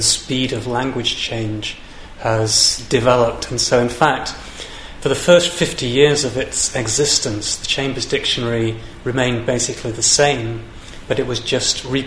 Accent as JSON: {"language": "English", "region": "England", "country": "United Kingdom", "also_born_or_lived": "Lancashire", "moved": "yes", "lives_now": "Scotland, United Kingdom", "said": "an Englishman living in Scotland"}